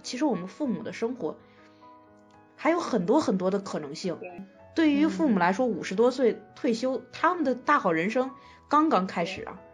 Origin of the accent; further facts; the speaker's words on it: China; 我们中国人